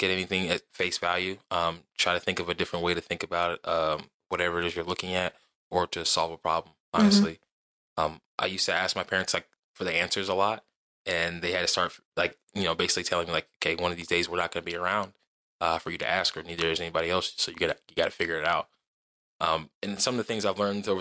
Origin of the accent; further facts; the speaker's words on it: Mississippi, United States; moved away; also born or lived in Dover, Delaware; I'm from Mississippi because like that's where I grew up a lot. Most of my childhood